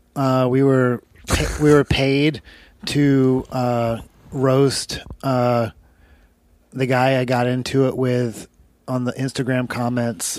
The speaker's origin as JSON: {"language": "English", "region": "Alabama", "country": "United States", "tie": "born or raised there", "moved": "yes", "said": "I grew up in Alabama"}